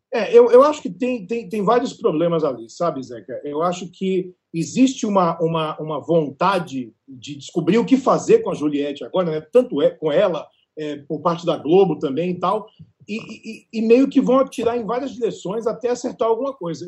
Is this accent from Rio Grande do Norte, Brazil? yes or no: yes; Natal, Rio Grande do Norte, Brazil; moved away; also born or lived in Bahia; eu sou baiano, criado em Natal